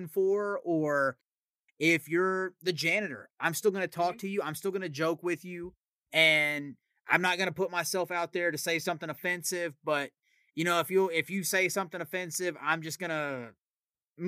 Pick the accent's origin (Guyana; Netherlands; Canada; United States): United States; Tennessee; accent: Southern; people ask me if I'm from Texas. It's never Tennessee